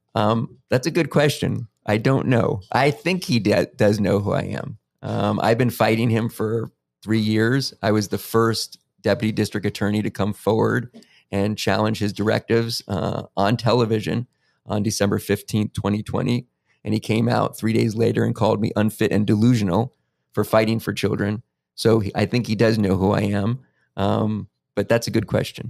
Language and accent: English; Los Angeles, California, United States; also born or lived in New York City / Florida / San Fernando Valley / Santa Clarita Valley; I grew up, though, in Los Angeles.